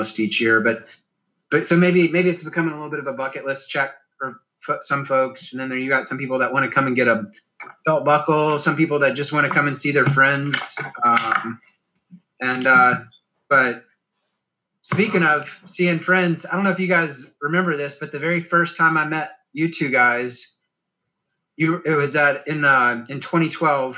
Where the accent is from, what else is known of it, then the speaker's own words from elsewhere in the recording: Chattanooga area, Tennessee, United States; since I was a little kid here in my hometown